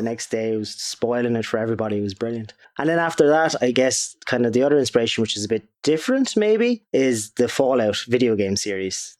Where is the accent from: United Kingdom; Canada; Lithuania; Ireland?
Ireland; Waterford, Munster; we're from Waterford.